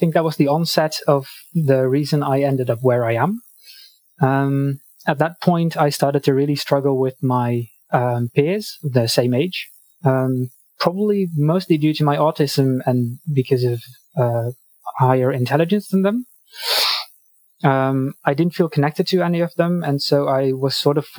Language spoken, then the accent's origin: English; Netherlands; I am from Europe, the Netherlands specifically